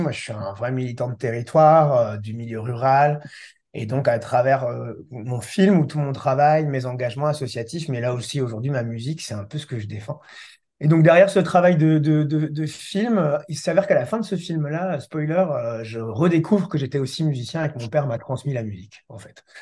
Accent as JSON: {"language": "French", "region": "Brittany", "country": "France", "said": "je suis breton, basé en Centre-Bretagne"}